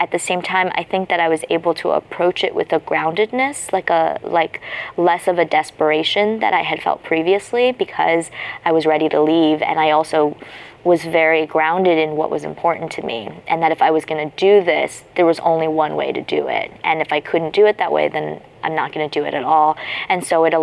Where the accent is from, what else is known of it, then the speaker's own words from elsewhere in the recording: United States; also born or lived in China; I'm American and I was raised here